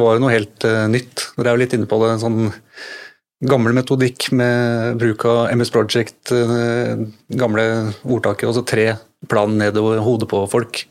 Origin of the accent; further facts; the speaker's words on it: Drammen, Buskerud, Norway; så er jeg drammenser